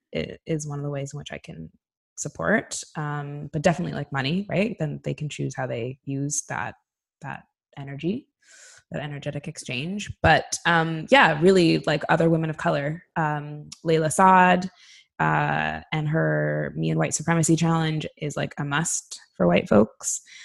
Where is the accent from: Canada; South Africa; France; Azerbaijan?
Canada; moved away as an adult; now in Sweden; as a Canadian